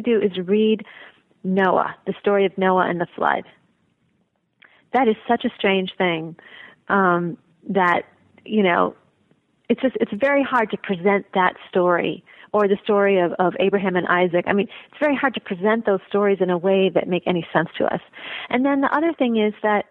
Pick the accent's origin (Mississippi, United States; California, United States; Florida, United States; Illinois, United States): Illinois, United States; Chicago; moved away as an adult; I was raised in Chicago.